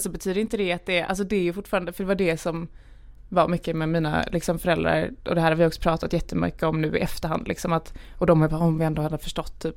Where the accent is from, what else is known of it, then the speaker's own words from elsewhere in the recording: Lund, Skåne, Sweden; also born or lived in Gävle; now in Stockholm, Sweden; jag är född i Gävle. Ah. Eh, mina föräldrar är från Gävle var uppvuxna i Gävle. Eh, och sen när jag var typ fem år tror jag flyttade vi ner till Lund